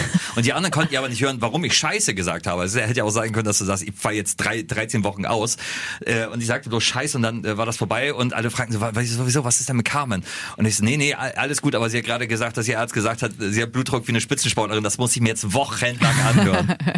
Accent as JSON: {"language": "German", "country": "Germany", "said": "wir sind Deutsche"}